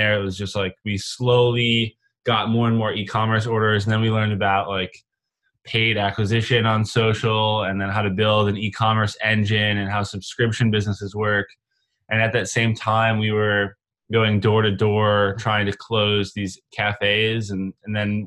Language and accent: English; Rochester, New York, United States; now in Los Angeles, United States; We grew up in Rochester, New York, and now we live in Los Angeles.